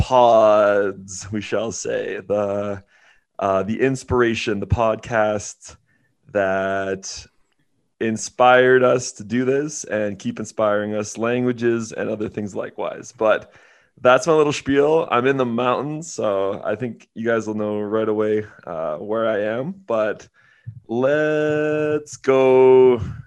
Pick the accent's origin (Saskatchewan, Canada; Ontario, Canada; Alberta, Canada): Alberta, Canada; I'm from Alberta